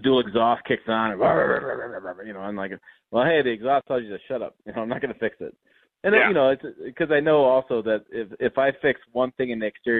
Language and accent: English; Michigan, United States; I grew up in Michigan